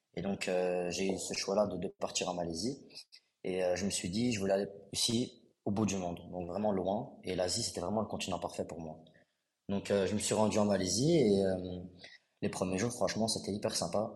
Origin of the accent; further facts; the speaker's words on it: Brussels, Brussels-Capital Region, Belgium; also born or lived in Kuala Lumpur; je viens de Bruxelles